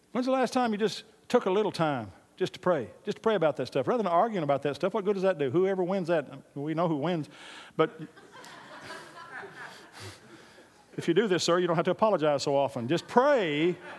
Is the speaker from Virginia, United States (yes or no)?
no; Oklahoma, United States; now in Texas, United States; God called me to Texas. I'm from Oklahoma originally